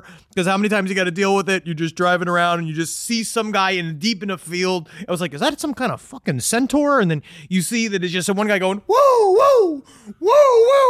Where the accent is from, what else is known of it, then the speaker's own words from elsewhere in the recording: Queens, New York, United States; we had a problem in our basement toilet growing up in Queens where rats used to come up in it.